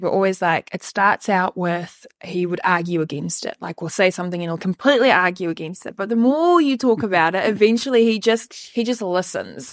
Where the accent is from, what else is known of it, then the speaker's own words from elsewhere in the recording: Western Cape, South Africa; moved away as an adult; now in New Zealand; I usually just say Cape Town